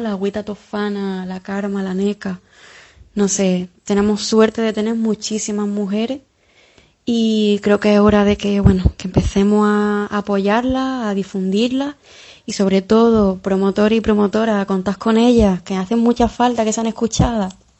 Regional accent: Jaén, Andalusia, Spain; moved away as an adult; now in Cádiz, Spain; yo soy una chavalita de Jaén, que llevo ya unos 6 o 7 años por Cádiz viviendo

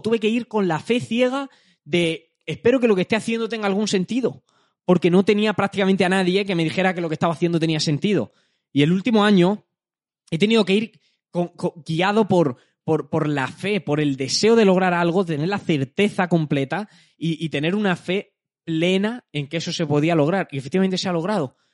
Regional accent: Jaén, Andalusia, Spain; soy de Jaén. Eh, no vengo de Madrid, no vengo de un entorno tal, vivo en Jaén

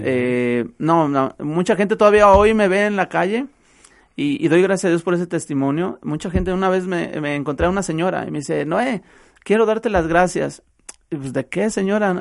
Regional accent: Acatlán de Juárez, Jalisco, Mexico; Estamos allá en Acatlán de Juárez, a un lado de Acatlán de Juárez, ahí en donde yo radico, donde está mi pueblo, El Plan, ahí estamos nosotros

